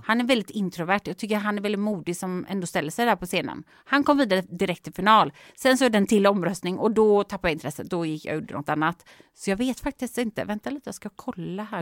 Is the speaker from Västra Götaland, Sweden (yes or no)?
yes; Gothenburg, Västra Götaland, Sweden; moved away; i Göteborg egentligen, min hemstad